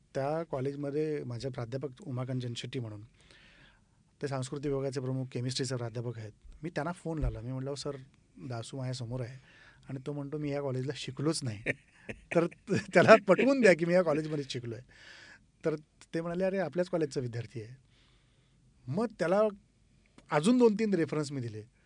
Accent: Yenegur, Maharashtra, India; moved away as an adult; also born or lived in Pune; now in Mumbai, India; उमार्गा तालुक्यातून माझं मूळ गाव येणेगूर

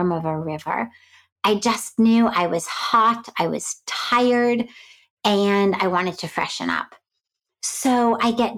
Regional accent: Los Angeles, California, United States; moved away as an adult; now in India; I grew up in Hollywood

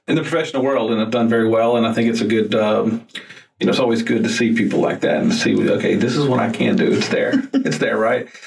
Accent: Georgia, United States; as I said, I'm from Georgia and I'm in Georgia for the holidays.

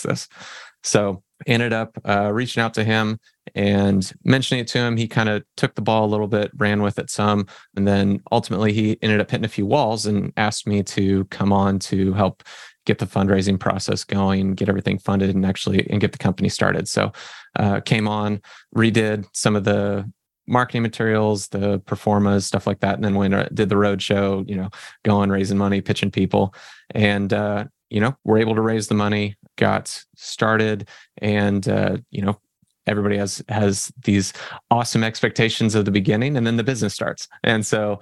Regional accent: Fresno, California, United States; now in Oklahoma, United States; I'm originally from Fresno, California, grew up in a California ghetto and ended up moving over to Oklahoma

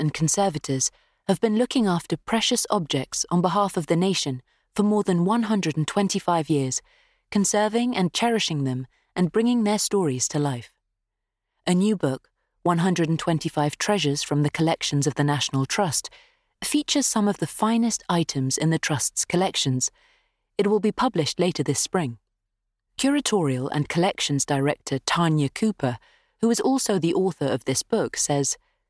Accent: South East England, United Kingdom; I was brought up on the South Downs, and several members of my family worked on some of the big estates nearby, so it's in my bones.

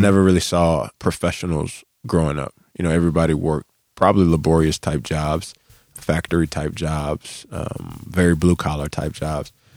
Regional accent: Charlotte, North Carolina, United States; I'm from Charlotte

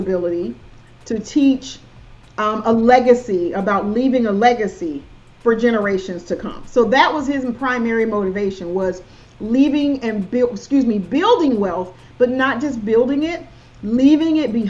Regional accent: South Georgia, United States; accent: Southern; I'm from South Georgia, so it's my Southern accent. I have a Southern accent, and I'm okay with it.

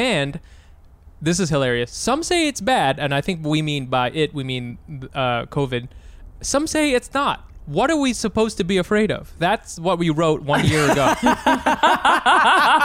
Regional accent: United States; I'm from America

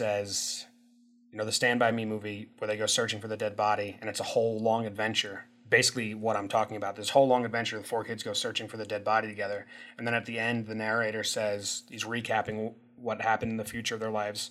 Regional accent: Illinois, United States; moved away; I moved away from Illinois

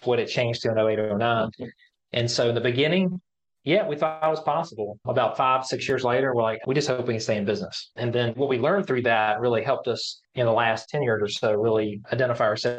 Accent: Alleghany County, Virginia, United States; the three of us know each other since we were kids and growing up in Allegheny County, Virginia. That's our county

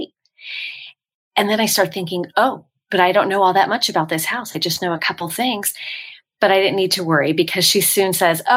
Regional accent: San Francisco, California, United States; now in Franklin, United States; I grew up in the Bay Area, San Francisco area

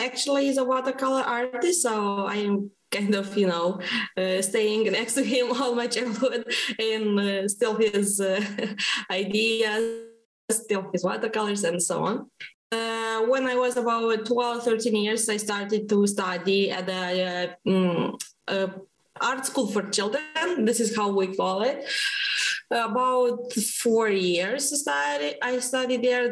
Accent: Moldova; I'm from Moldova.

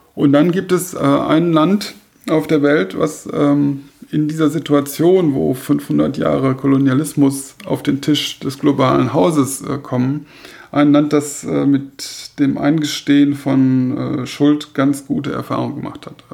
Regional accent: Germany; wir als Deutsche

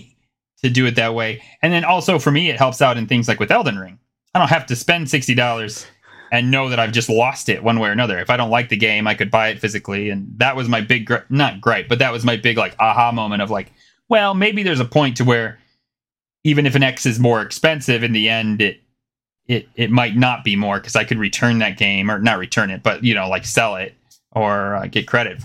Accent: United States; I'm an American

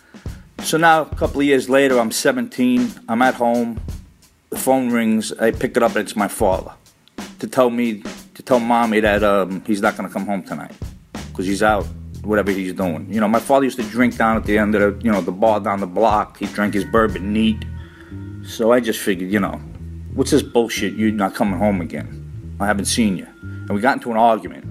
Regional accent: New York City, New York, United States; I'm an Italian-American growing up in Brooklyn, Bensonhurst

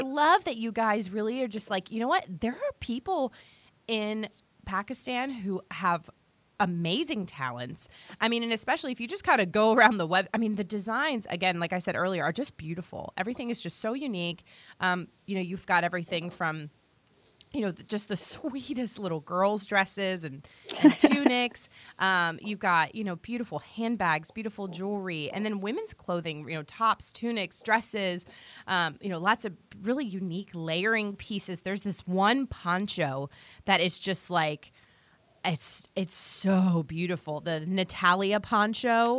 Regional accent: Virginia, United States; I'm from Virginia

